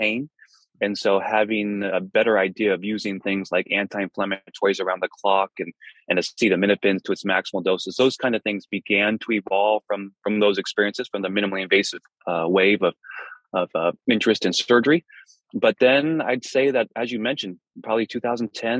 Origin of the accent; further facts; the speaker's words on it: Fremont, California, United States; moved away as an adult; I was born and raised in Fremont